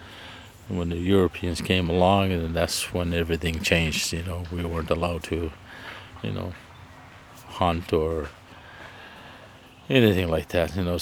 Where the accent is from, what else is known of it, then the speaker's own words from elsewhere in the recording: Canada; now in Prince Edward Island, Canada; I'm originally from Ilsebukta First Nation, but I reside here in Prince Edward Island